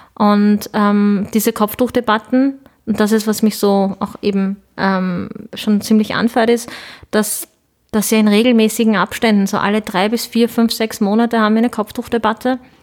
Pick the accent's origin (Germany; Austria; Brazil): Austria; Lower Austria; German is a second language; also born or lived in Ankara, Turkey; bin dann mit ähm, sieben Jahren mit meinen Eltern nach Niederösterreich gezogen. Ich habe dann ziemlich bald, ziemlich schnell, ziemlich gut, würde ich meinen, Deutsch gelernt